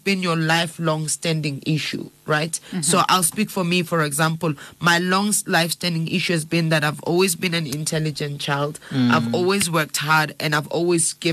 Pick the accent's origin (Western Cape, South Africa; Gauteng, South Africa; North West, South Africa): Gauteng, South Africa; Johannesburg; I grew up in Alex.